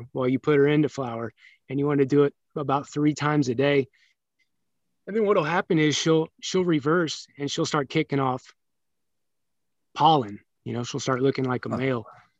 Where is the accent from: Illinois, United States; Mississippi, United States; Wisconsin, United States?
Illinois, United States; Pekin; moved away as an adult; also born or lived in Peoria, Illinois / California; No, I was born in Peoria, Illinois.